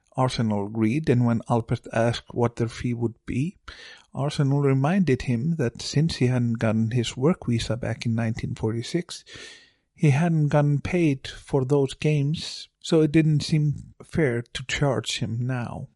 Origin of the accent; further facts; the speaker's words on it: Akureyri, Northeastern Region, Iceland; my hometown of Akureyri.